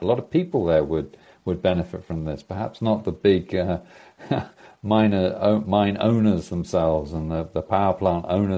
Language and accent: English; United Kingdom; also born or lived in United States; now in Norway; I'm a Brit living in Norway